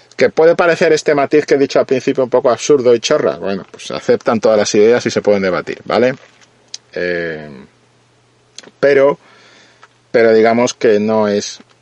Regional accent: Spain; yo siendo español

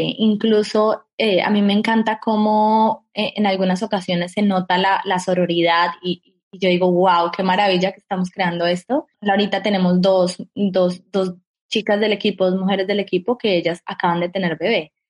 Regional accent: Colombia; como colombiana

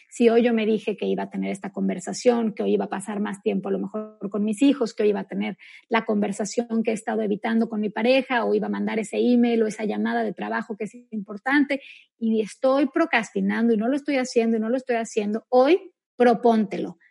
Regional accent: Mexico; yo soy mexicana también como tú

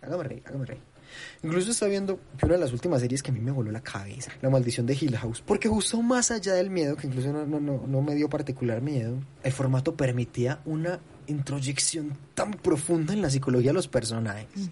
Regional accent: Colombia; como cinéfilo colombiano

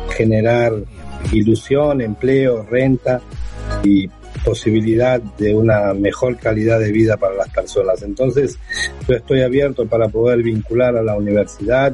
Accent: Buenos Aires, Argentina; now in Seville, Spain; soy natural de Buenos Aires, de Argentina, vivo en Andalucía, vivo en Sevilla

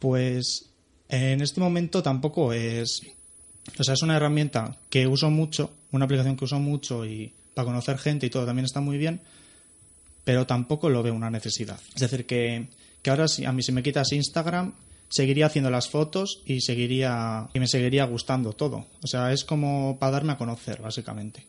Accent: Bilbao, Basque Country, Spain; soy de Bilbao

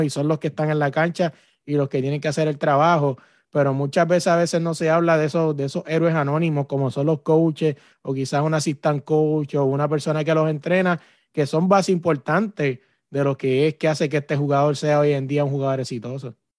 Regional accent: Puerto Rico; yo que soy de Puerto Rico

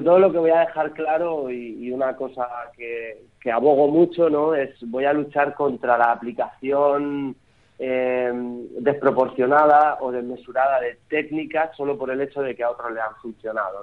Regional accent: Archena, Region of Murcia, Spain; Es mi pueblo, es mi tierra

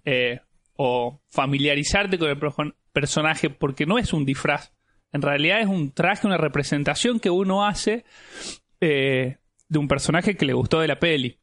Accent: Jujuy, Argentina; yo soy de Jujuy

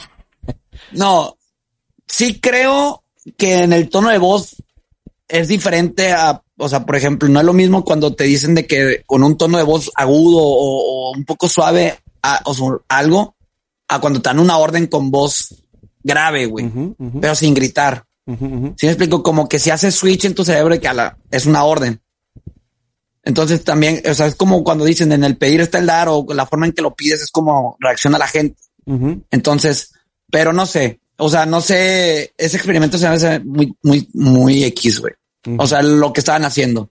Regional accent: Monterrey, Nuevo León, Mexico; soy regio de hueso colorado de 29 años. Viviendo, bueno, 28 años viviendo en, Nuevo León, en Monterrey

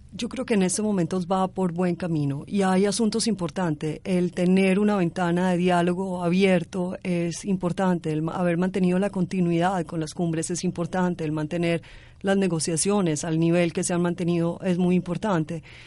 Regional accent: Colombia

